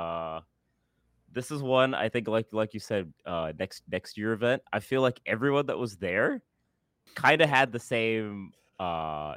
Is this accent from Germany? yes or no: no; Singapore; moved away as an adult; also born or lived in Seattle; I grew up in Singapore